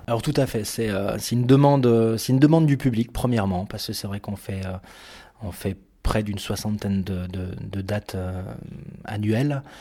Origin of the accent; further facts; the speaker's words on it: Bourg-Saint-Maurice, Auvergne-Rhône-Alpes, France; moved away; j'ai grandi à Bourg-Saint-Maurice, en Savoie, euh, près des montagnes.